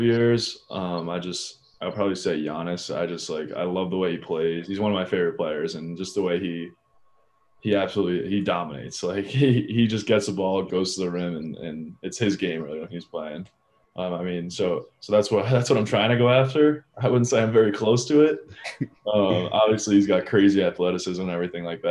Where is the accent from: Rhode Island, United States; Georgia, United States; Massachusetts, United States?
Rhode Island, United States; I'm from Rhode Island